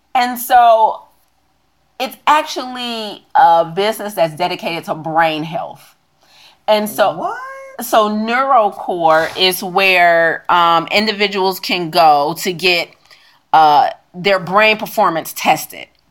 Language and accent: English; United States; also born or lived in China; I'm American.